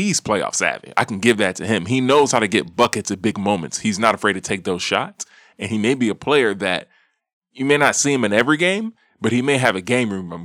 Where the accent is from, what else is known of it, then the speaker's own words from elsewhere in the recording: Houston, Texas, United States; I'm from Houston.